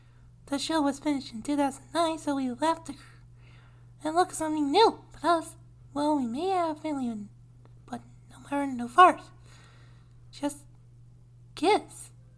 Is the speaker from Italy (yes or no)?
no; Australia; People love to send something because I'm an Australian.